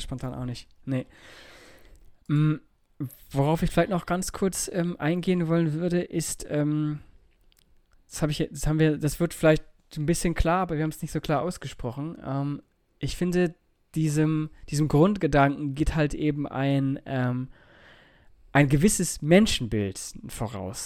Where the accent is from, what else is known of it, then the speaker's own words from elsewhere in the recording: Germany; Bei uns in Deutschland